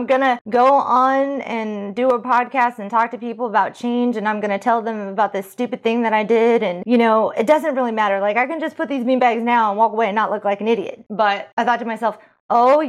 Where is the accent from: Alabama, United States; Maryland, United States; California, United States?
California, United States; moved away; I'm from California